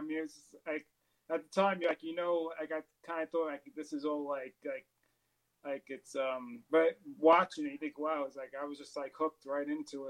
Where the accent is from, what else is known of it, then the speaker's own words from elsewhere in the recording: New York, United States; now in Lancaster, United States; I'm originally from New York, but I'm in Lancaster, Pennsylvania.